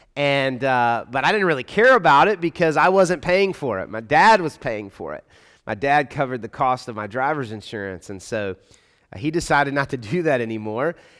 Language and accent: English; Atlanta, Georgia, United States; accent: Southern; now in Louisville, United States; I grew up in Atlanta